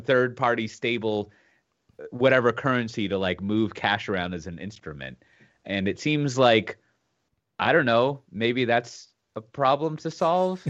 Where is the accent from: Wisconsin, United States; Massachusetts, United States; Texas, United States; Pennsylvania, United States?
Texas, United States; being a Texan